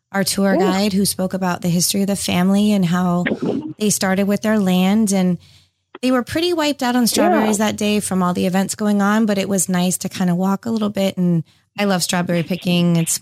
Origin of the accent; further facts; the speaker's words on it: California, United States; moved away; I grew up in California, so I'm a little different.